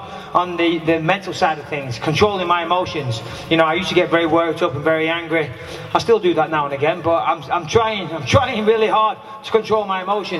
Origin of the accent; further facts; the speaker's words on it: Clitheroe, North West England, United Kingdom; I'm from just down the road, I'm from Clitheroe